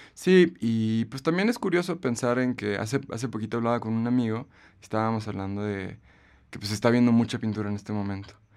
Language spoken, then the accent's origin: Spanish; Aguascalientes, Mexico; also born or lived in Guanajuato; comencé a ir a los museos en Aguascalientes, que es el lugar de donde yo soy